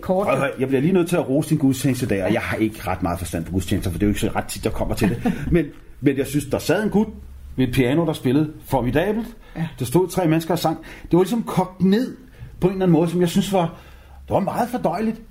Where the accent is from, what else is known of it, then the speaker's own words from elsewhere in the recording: Copenhagen, Capital Region of Denmark, Denmark; jeg voksede op i København K